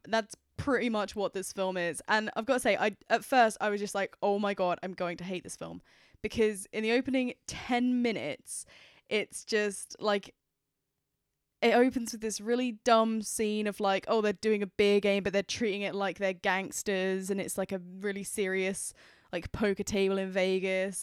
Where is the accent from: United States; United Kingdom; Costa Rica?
United Kingdom; I am British.